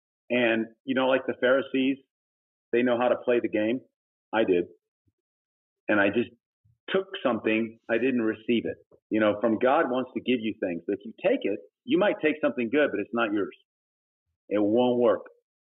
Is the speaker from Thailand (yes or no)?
yes; Thailand; also born or lived in Texas, United States; I was born in Texas, but when I was 9 months old, we went to Thailand, and I grew up in Thailand.